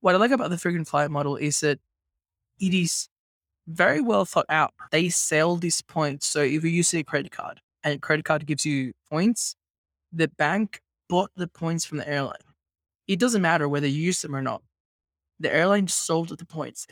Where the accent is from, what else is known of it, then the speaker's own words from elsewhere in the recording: Venezuela; moved away as an adult; also born or lived in Australia; now in Mexico; I migrated to Australia when I was eighteen. I grew up in Venezuela.